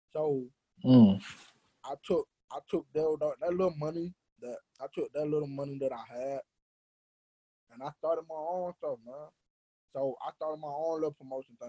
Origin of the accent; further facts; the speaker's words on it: Atlanta, Georgia, United States; we're from Atlanta. So, we're from Black Hollywood.